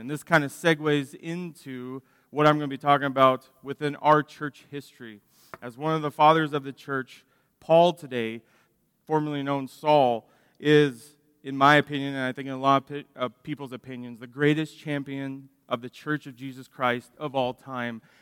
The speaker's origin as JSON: {"language": "English", "town": "Dallas", "region": "Texas", "country": "United States", "tie": "born or raised there", "said": "I grew up in Dallas, loving watching baseball"}